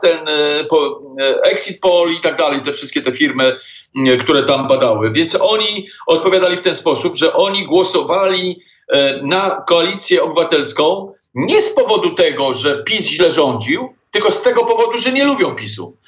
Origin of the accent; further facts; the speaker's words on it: Poland; Jesteśmy absolutnie Polakami z krwi i kości.